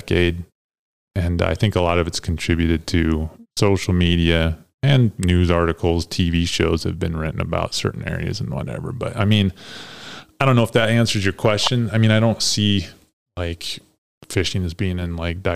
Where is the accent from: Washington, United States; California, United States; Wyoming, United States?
Wyoming, United States; Green River; I grew up in Green River